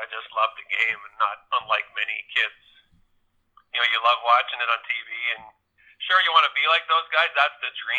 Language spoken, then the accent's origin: English; Kitchener, Ontario, Canada; where we live here, I grew up in Kitchener, Ontario